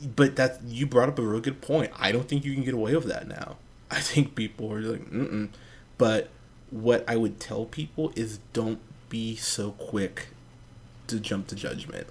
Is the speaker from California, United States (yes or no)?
yes; Pismo Beach, California, United States; I grew up in Pismo Beach, California.